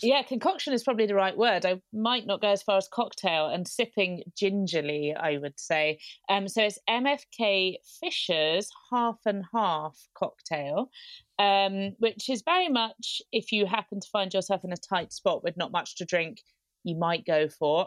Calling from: London, United Kingdom; I'm calling you from, um, my flat in North London

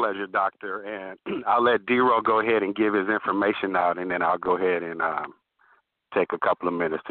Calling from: California, United States; I'm calling from California.

